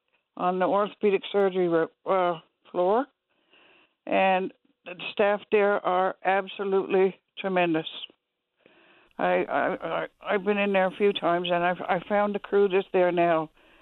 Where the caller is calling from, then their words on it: Traytown, Newfoundland and Labrador, Canada; I'm calling from Traytown.